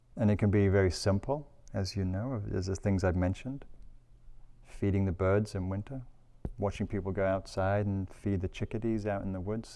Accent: England, United Kingdom; now in California, United States; I'm English

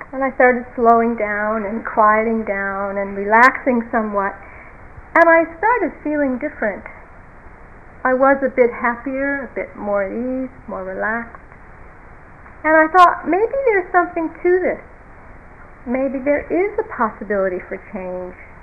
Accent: United States; being American

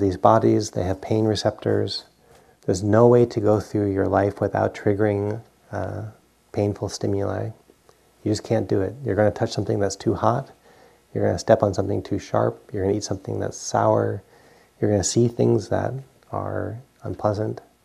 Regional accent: Providence, Rhode Island, United States; moved away; I grew up in Providence, Rhode Island, and we you know get three feet of snow every now and then

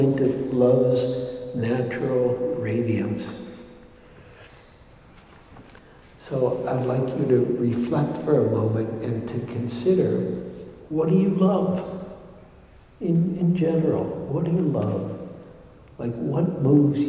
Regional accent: Detroit, Michigan, United States; moved away; also born or lived in New York; when I grew up in Detroit

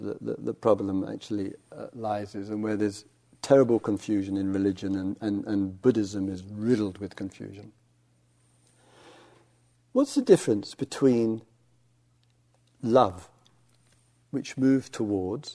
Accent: England, United Kingdom; I'm English

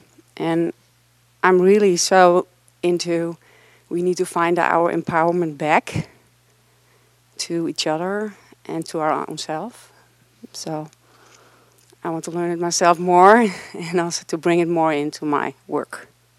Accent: Netherlands; moved away as an adult; now in United States; I'm from the Netherlands. I'm going back home next year. I'm living here for 5 years.

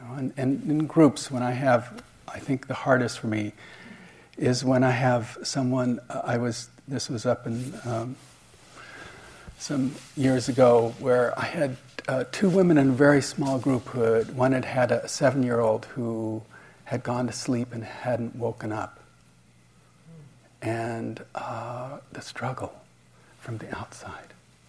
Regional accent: Switzerland; I told my parents were divorced, and I grew up in Switzerland

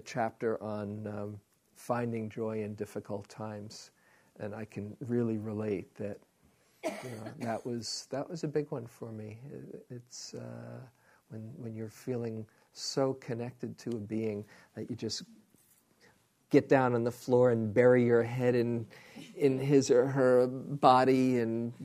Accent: New York City, New York, United States; moved away; I was from Queens

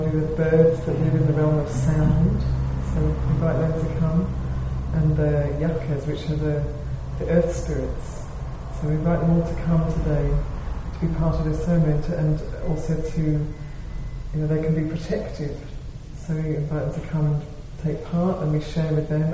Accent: Wales, United Kingdom; now in San Francisco, United States; I come from Wales in the UK

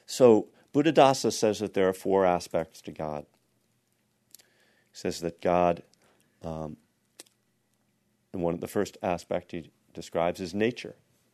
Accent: Texas, United States; everybody back in my hometown in Texas are praying for my team.

